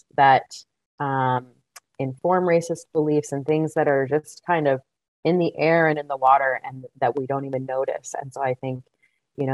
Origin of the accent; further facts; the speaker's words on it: United States; also born or lived in Boston, Massachusetts / Montana; growing up, in Boston and in Montana